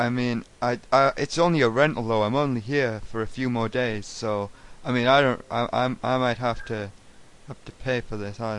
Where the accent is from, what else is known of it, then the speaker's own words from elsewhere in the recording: United Kingdom; I'm British, so I'm used to driving on the other side of the road, so it was a bit confusing.